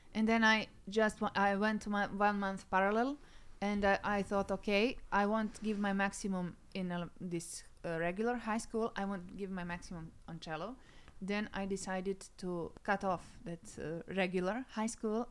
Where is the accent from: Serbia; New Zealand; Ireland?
Serbia; English is a second language; my hometown, which mm. is uh, like 100 kilometers away from Belgrade in the west